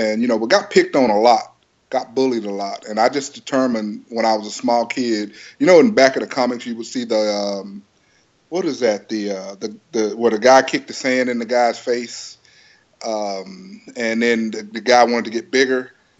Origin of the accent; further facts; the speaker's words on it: Lufkin, Texas, United States; I'm from Texas originally. I was born in Lufkin, Texas, and you know, stayed down there